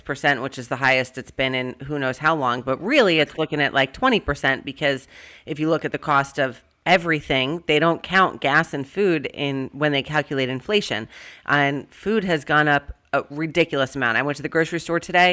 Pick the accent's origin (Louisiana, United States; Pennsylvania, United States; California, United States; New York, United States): New York, United States; New York City; now in Georgia, United States; Mick and I grew up in New York City